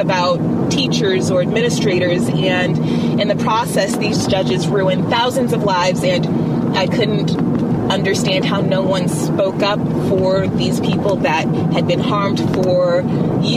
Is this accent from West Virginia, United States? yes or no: no; Alaska, United States; moved away as an adult; I'm definitely from Alaska. I grew up there, elementary, middle, and high school, and moved away for college and only moved back